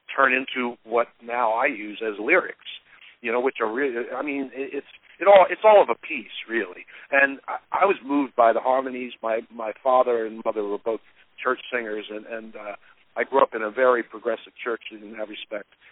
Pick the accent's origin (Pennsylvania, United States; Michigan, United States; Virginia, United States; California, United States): Pennsylvania, United States; Philadelphia; I grew up in Philadelphia